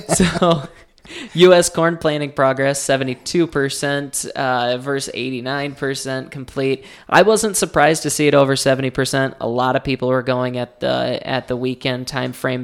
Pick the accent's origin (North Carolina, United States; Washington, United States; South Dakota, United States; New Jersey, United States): South Dakota, United States; Rutland; I am from Rutland, South Dakota